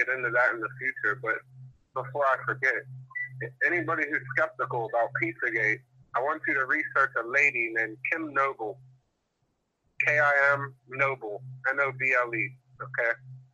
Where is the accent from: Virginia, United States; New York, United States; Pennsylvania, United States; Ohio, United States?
Pennsylvania, United States; Pittsburgh; I'm from Pennsylvania, from Pittsburgh